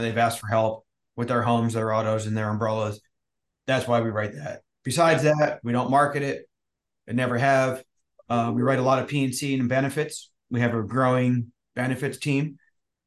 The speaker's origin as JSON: {"language": "English", "region": "New Jersey", "country": "United States", "tie": "born or raised there", "also_born_or_lived": "Maryland", "moved": "as an adult", "lives_now": "San Diego, United States", "said": "I grew up in Jersey"}